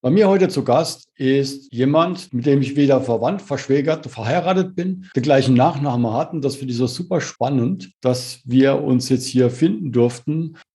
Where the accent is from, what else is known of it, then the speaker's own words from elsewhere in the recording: Rhineland-Palatinate, Germany; accent: Palatinate; Schau mal, bei mir ist es pfälzig drin